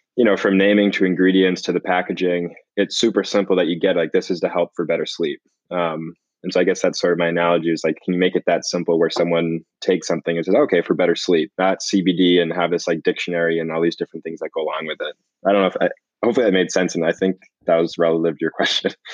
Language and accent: English; Boston, Massachusetts, United States; I grew up in the Boston area.